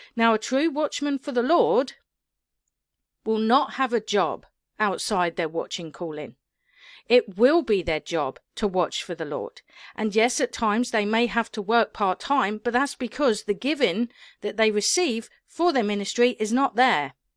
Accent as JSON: {"language": "English", "region": "England", "country": "United Kingdom", "said": "me being British"}